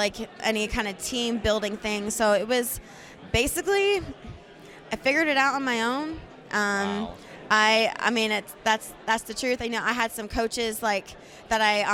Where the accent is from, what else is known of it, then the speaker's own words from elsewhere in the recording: Tennessee, United States; I'm from Tennessee.